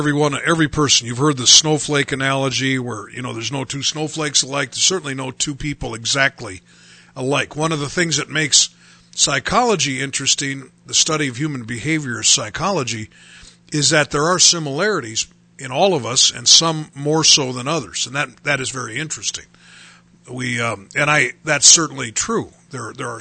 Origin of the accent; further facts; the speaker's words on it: United States; as Americans